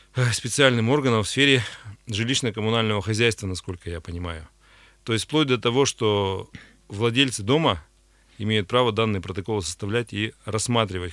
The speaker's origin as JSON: {"language": "Russian", "town": "Pervouralsk", "region": "Sverdlovsk Oblast", "country": "Russia", "tie": "born or raised there", "said": "Первайск — это мой родной город"}